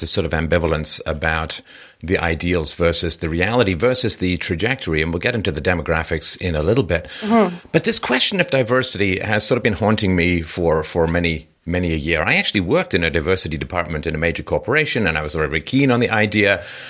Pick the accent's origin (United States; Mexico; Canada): Canada; Now, when I grew up in Canada, I first came to Canada in 1977.